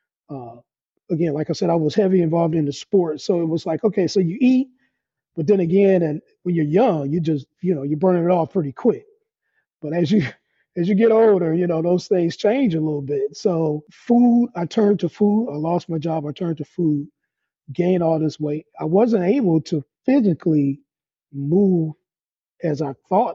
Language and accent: English; Detroit, Michigan, United States; I am from Detroit, Michigan, here in the United States. Grew up on the west side of Detroit, just raised